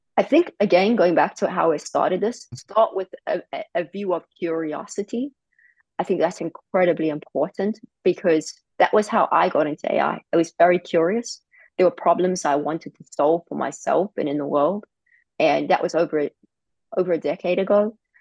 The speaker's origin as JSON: {"language": "English", "country": "South Africa", "tie": "born or raised there", "moved": "yes", "said": "I grew up in South Africa, very difficult circumstances"}